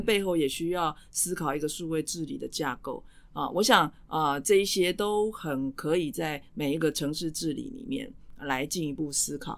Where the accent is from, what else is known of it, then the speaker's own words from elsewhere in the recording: Taipei, Taiwan; 我在万华出生成长